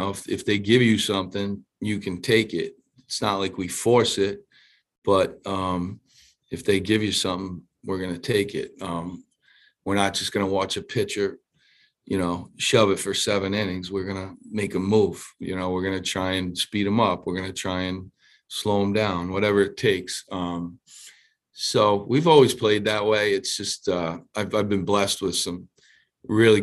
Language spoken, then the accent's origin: English; Providence, Rhode Island, United States; born or raised there